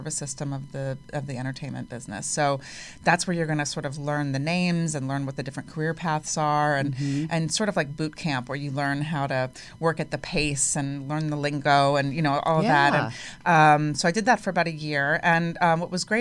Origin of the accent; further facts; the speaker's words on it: Miami, Florida, United States; moved away; also born or lived in Pittsburgh / Washington, D.C. area; I was a senior in high school in Miami, which is where I grew up for the most part